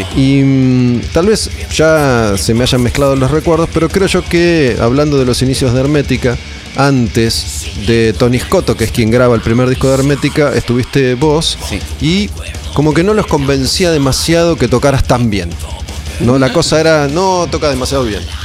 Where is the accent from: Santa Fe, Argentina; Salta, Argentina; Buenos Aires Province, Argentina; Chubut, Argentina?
Buenos Aires Province, Argentina; Olivos; Yo soy de Olivos